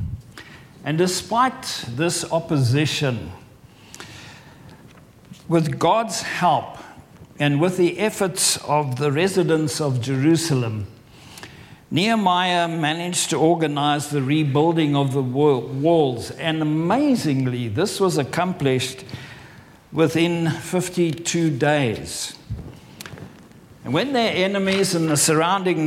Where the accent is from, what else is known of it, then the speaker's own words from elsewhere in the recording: South Africa; moved away as an adult; also born or lived in Farnham, England; now in England; I'm from South Africa, but I've lived in England for over 23 years